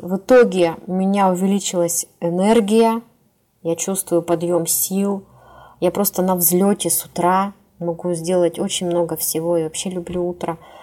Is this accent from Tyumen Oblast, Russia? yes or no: yes; Tyumen, Tyumen Oblast, Russia; в Тюмень, это город, где я живу, кстати, я коренная тюменка